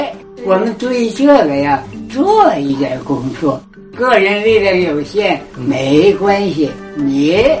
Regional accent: Tianjin, China; 我们天津人

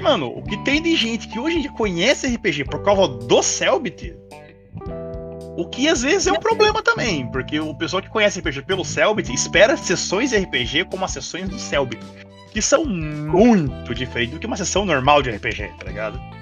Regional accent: Brazil

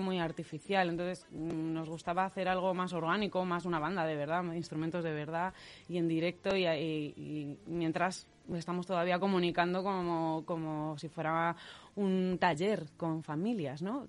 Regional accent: Leganés, Community of Madrid, Spain; en Radio Leganés, que además somos todos de Leganés

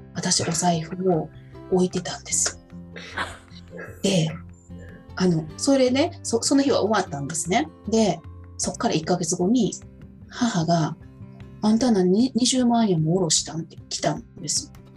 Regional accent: Osaka, Japan; 私大阪の人なんで

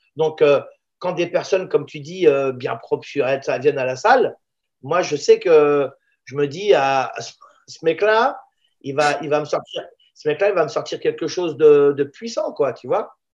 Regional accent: La Courneuve, Île-de-France, France; also born or lived in Israel / Paris; je suis né en Israël je viens d'une ville qui ressemble sensiblement à la Courneuve et je me retrouve à la Courneuve

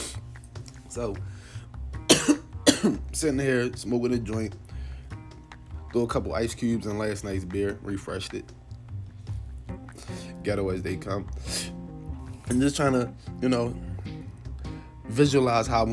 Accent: Philadelphia, Pennsylvania, United States; I grew up in North Philly

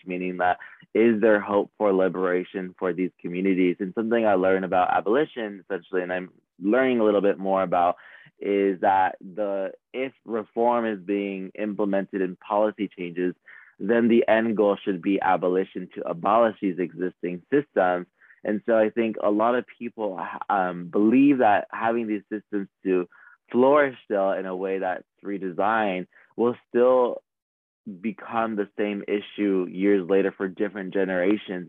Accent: Los Angeles, California, United States; I was born in California, Los Angeles, where I faced environmental injustices

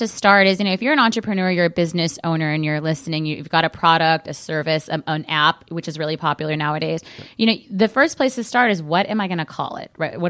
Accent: California, United States; I grew up in Southern California, so for us it was a natural transition

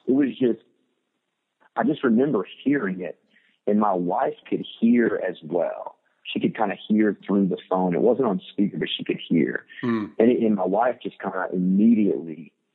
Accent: Muncie, Indiana, United States; moved away; I grew up in Muncie, Indiana

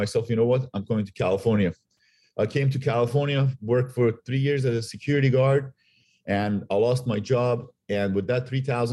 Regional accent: Iran; now in United States; I'm originally from Iran. At the time when I was growing up, I grew up through a war, Iran-Iraq war

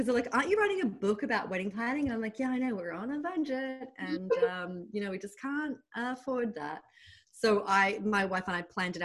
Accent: Sydney, New South Wales, Australia; accent: Australian; moved away as an adult; now in New York, United States; When I left Sydney at 29

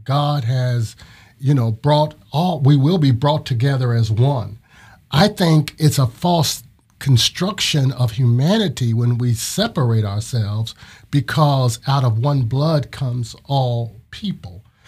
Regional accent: Ohio, United States; moved away as an adult; now in Florida, United States; I'm originally from Ohio.

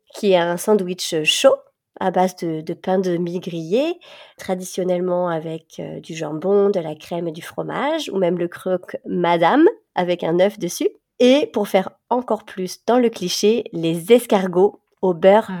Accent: France; moved away as an adult; now in Switzerland; Normandie, qui était proche de ma région natale

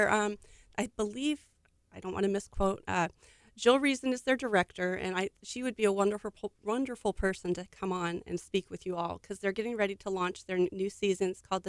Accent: Colorado, United States; moved away; I am a transplant. I am a military brat, so I grew up in Colorado. And moved all over the place and then ended up here about 13 years ago.

